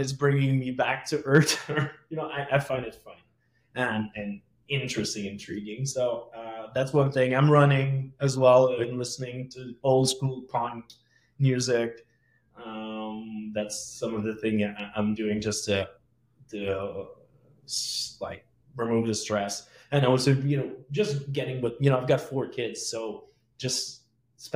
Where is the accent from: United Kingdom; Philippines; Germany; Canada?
Canada; Quebec; accent: French Quebecois; English is a second language; now in Montreal, Canada; my French Quebecois accent